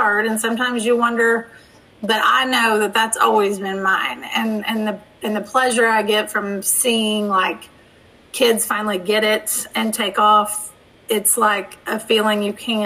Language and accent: English; Ohio, United States; moved away; I'm originally from Ohio